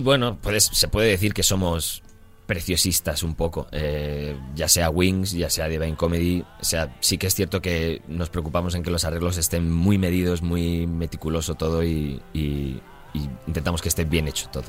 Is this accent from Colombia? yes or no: no; Madrid, Community of Madrid, Spain; moved away as an adult; now in London, United Kingdom; Somos tres españoles, parece un chiste, porque somos un catalán, un vasco y un madrileño